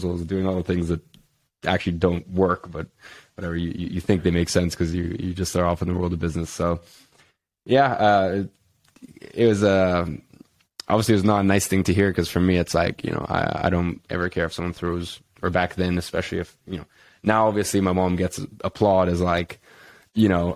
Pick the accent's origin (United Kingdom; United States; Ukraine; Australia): United Kingdom; London; growing up in London